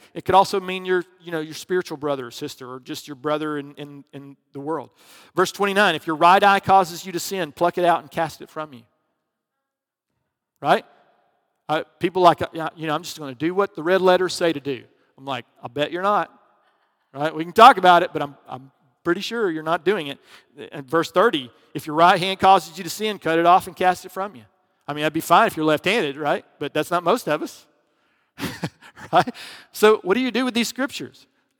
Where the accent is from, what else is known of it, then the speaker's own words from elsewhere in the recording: the South, United States; Because I grew up in the South.